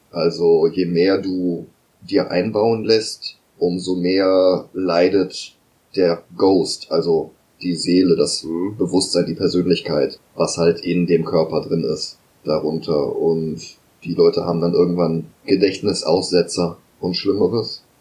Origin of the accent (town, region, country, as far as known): Germany